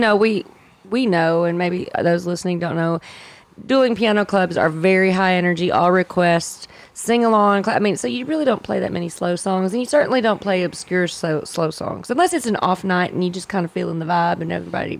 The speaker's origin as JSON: {"language": "English", "town": "Magnet Cove", "region": "Arkansas", "country": "United States", "tie": "born or raised there", "said": "I grew up in Magnet Cove right out of Hot Springs, Arkansas. So we all came from small towns"}